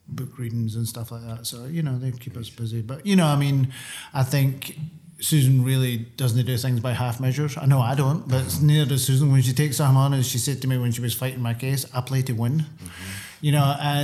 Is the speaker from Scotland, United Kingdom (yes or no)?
yes; Scotland, United Kingdom; now in New York City, United States; when I grew up in Scotland